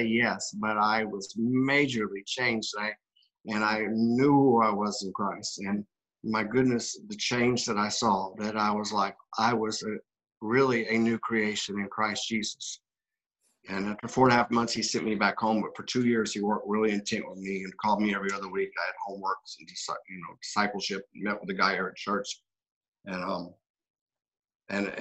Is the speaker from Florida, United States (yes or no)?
yes; South Florida, United States; We're both from South Florida